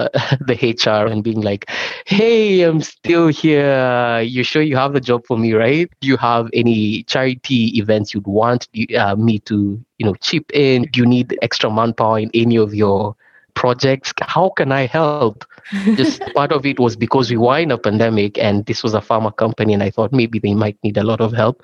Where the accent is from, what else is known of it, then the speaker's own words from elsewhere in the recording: Kenya; moved away; I'm originally from Kenya